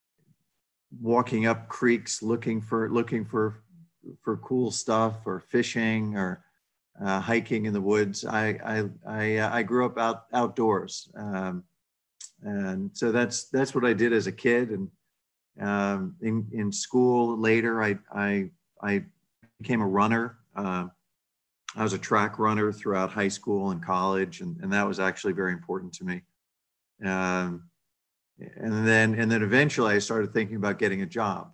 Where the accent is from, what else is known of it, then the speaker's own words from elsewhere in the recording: New England, United States; also born or lived in New Jersey / Boston; in the Northeast, in New England, mostly New England. I was born in New Jersey.